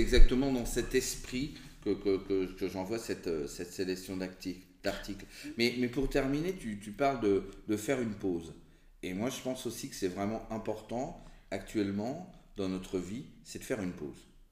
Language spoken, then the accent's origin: French; France; on est, on est français